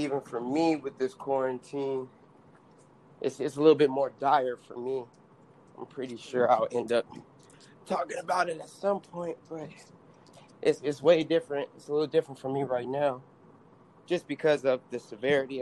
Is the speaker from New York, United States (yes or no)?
no; Oakland, California, United States; also born or lived in Los Angeles area (818), California; now in San Fernando Valley, United States; I'm from Oakland, California, Yay area, 510, and I reside now in the 818